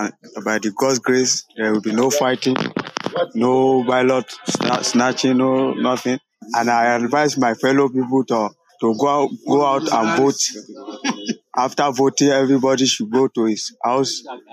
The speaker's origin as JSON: {"language": "English", "region": "Ekiti", "country": "Nigeria"}